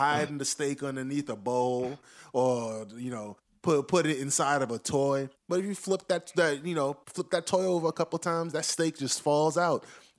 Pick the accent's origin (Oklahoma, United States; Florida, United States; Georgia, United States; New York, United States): New York, United States; New York City